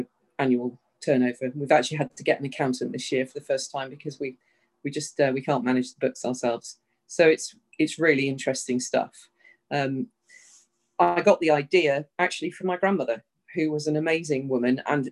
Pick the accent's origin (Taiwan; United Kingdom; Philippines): United Kingdom; moved away as an adult; also born or lived in Southern California; now in United States; I'm British, and I've lived in the States for about 5 years now